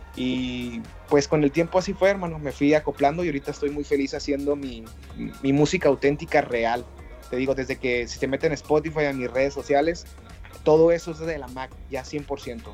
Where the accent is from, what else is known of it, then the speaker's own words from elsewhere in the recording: Mexicali, Baja California, Mexico; director baja californiano, cachanilla